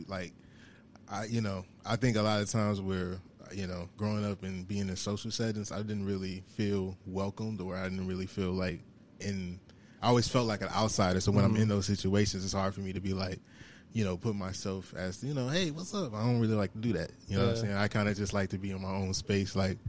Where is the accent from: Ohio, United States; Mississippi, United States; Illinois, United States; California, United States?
Illinois, United States; Chicago; Southside, Chicago. I would say 84th and Ingleside. That's where I really primarily grew up. Went to school in, in the charter school in Woodlawn.